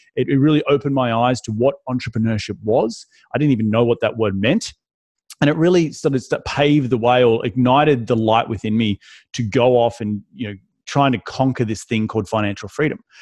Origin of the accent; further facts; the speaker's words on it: Australia; moved away as an adult; also born or lived in London, United Kingdom; now in United States; I'm from Australia.